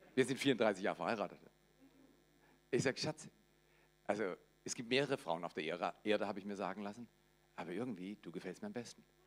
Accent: Black Forest, Baden-Württemberg, Germany; Ich komme aus dem Schwarzwald, das ist in Baden-Württemberg, aber zuerst in Baden.

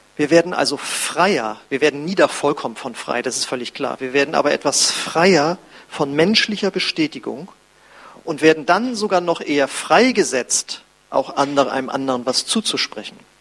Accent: Germany; als ich wieder in Deutschland war

